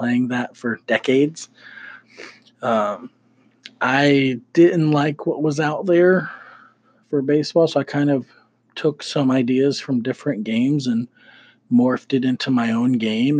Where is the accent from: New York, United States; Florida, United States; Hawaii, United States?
Florida, United States; Gainesville; growing up in Gainesville, Florida